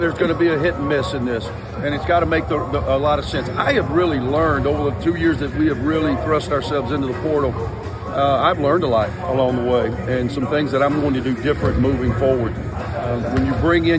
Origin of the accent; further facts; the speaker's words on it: Mississippi, United States; I grew up in Mississippi, so coaching the flagship university in your home state for 12 years